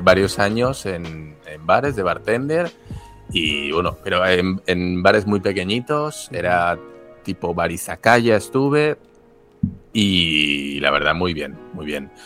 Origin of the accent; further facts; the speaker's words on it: Spain; moved away as an adult; now in Japan; en mi caso español